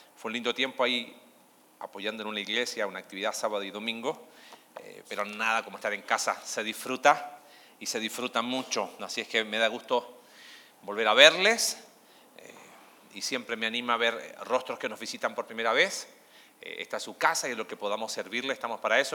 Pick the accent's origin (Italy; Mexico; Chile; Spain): Chile; now in Argentina; Soy chileno